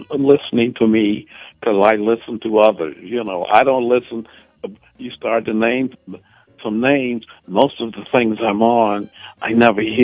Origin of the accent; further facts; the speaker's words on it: Evanston, Illinois, United States; moved away as an adult; also born or lived in Chicago; now in New York, United States; I was born in Evanston, Illinois.